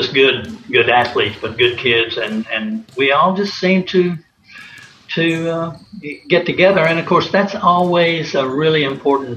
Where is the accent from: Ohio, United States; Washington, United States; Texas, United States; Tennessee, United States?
Tennessee, United States; Knoxville; moved away; I was from Knoxville